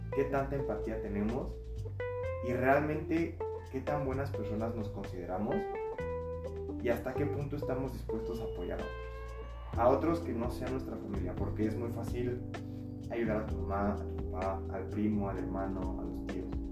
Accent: Mexico; nos llevamos como mexicanos

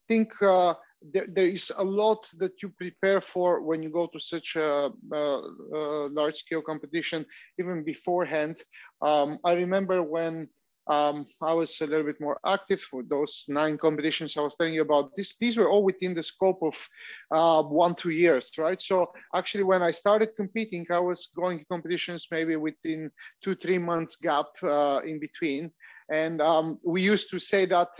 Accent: Vratsa, Vratsa Province, Bulgaria; I joined a kickboxing club in my hometown in Bulgaria. I'm from Vratsa in Bulgaria

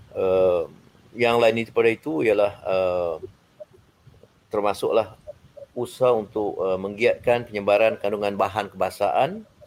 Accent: Malaysia; kita sebagai orang Malaysia

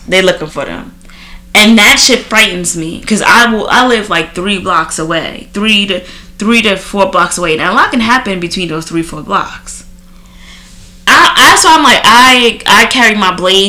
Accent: Trinidad & Tobago; now in United States; growing up in Trinidad. Like we seen a lot of things, and you know, coming to America

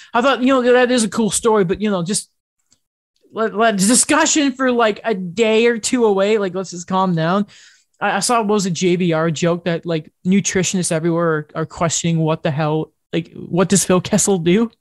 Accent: United Kingdom; I'm British

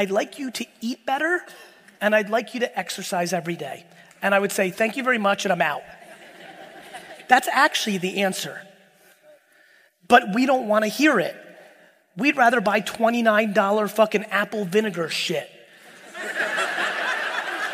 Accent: Edison, New Jersey, United States; born or raised there; also born or lived in Soviet Union

